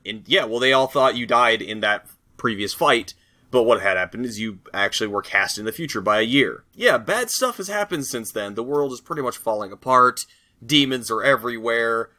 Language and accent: English; United States; I'm American